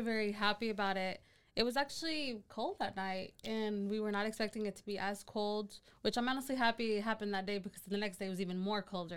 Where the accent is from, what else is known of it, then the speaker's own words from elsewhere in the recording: Hillsboro, Texas, United States; now in Waco, United States; I was actually born here in Hillsboro